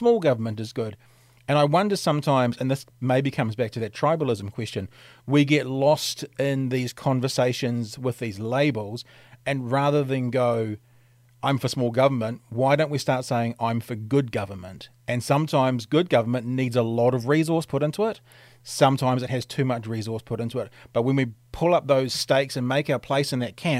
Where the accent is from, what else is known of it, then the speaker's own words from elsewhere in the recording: New Zealand; I'm from New Zealand